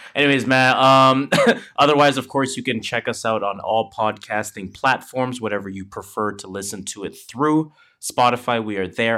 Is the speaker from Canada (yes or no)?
yes; Canada; we are Canadian